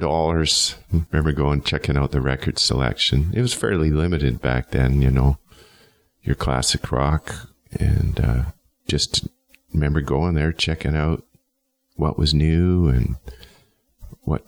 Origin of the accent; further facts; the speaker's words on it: Edmonton, Alberta, Canada; moved away as an adult; I grew up in Edmonton, north side